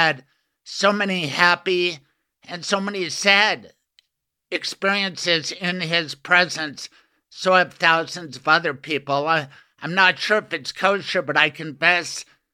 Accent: Colorado, United States; being a native of Colorado

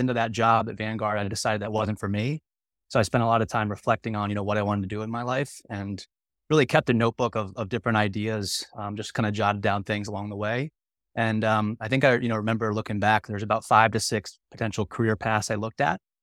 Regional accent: Maryland, United States; moved away as an adult; also born or lived in South Carolina; now in San Diego, United States; I'm an East Coast kid. I grew up in Maryland outside of the suburbs of D C.

